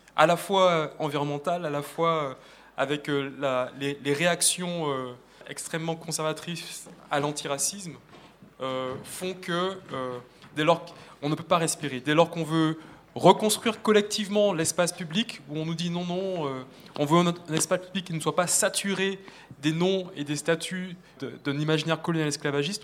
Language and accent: French; Martinique; moved away; j'ai grandi en Martinique